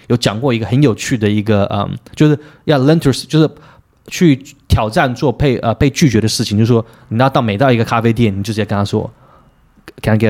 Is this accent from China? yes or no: no; Taiwan; 我们台湾人不要这样讲